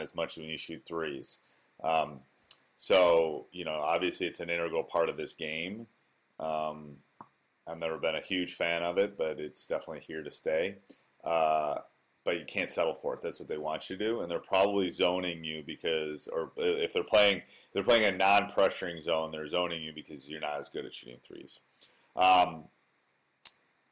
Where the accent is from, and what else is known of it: Wisconsin, United States; born or raised there